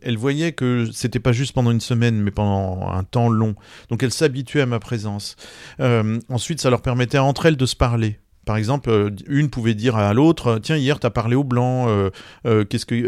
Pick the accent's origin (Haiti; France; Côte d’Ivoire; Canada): France; quand on est français